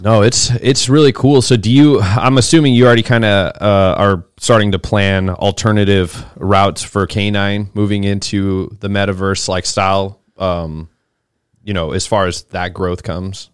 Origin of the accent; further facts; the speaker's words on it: Boise, Idaho, United States; now in Austin, United States; I'm from Boise, Idaho